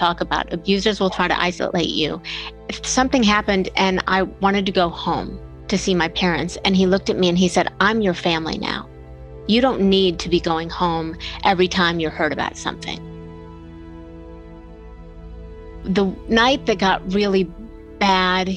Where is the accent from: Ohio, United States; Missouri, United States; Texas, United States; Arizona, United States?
Ohio, United States; Bellevue; I grew up in Bellevue, Ohio, which is a tiny little town smack between Toledo and Cleveland.